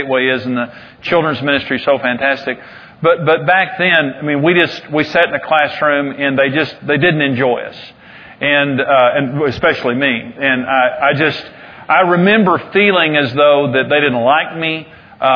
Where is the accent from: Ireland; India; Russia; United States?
United States; Amarillo, Texas; also born or lived in Wellington, Texas; I'm from Amarillo, but I was born in Wellington, Texas